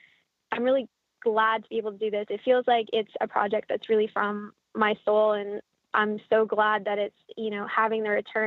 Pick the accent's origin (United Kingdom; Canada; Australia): Canada; now in United States; I'm Canadian